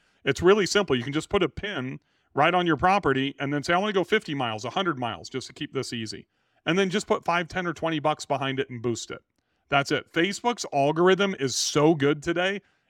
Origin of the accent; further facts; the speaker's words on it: Bakersfield, California, United States; now in Nashville, United States; I have been to Bass Lake a few times when I grew up in Bakersfield.